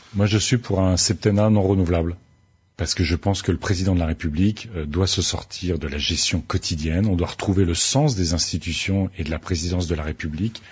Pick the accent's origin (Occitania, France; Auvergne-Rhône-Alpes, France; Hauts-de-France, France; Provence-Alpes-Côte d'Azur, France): Hauts-de-France, France; Aisne; je viens de l'Aisne